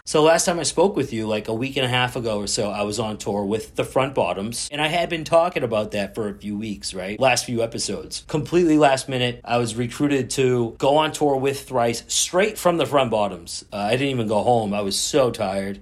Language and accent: English; Boston, Massachusetts, United States; I'm from Boston